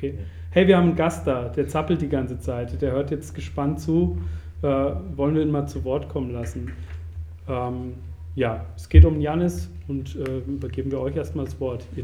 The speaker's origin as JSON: {"language": "German", "country": "Germany", "said": "Außerdem komme ich ja zum Beispiel auch immer unpünktlich und ich bin Deutscher."}